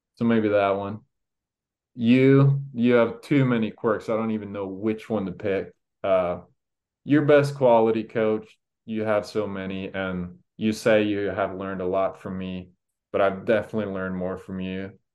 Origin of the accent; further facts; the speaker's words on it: Norway; now in United States; going home to my home country